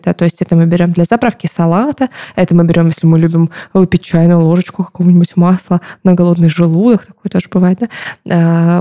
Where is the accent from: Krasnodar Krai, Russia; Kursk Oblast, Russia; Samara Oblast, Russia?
Krasnodar Krai, Russia; Novorossiysk; Я сама из Новороссийска, это Краснодарский край